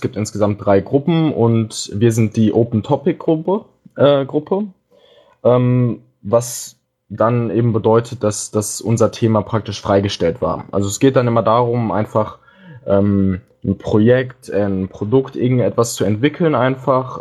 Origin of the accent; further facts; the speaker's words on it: Dortmund, North Rhine-Westphalia, Germany; moved away as an adult; now in Hamburg, Germany; ich komme ursprünglich aus Dortmund und bin jetzt nach Hamburg gezogen.